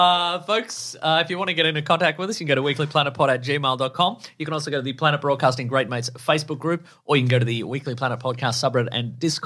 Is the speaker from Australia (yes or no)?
yes; Australia; We're Aussie boys.